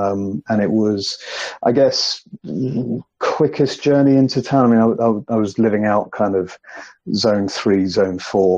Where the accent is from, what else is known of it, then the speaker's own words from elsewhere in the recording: London, United Kingdom; I was born and raised in London, went to school, high school, college, all of that kind of stuff